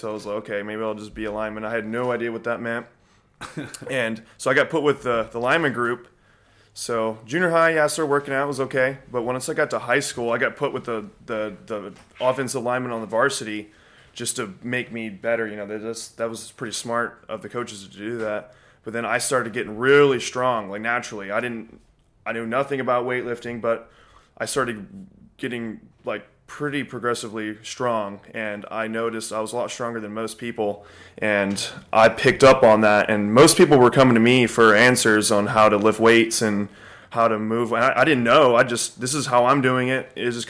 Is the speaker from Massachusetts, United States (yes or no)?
no; Montgomery, Texas, United States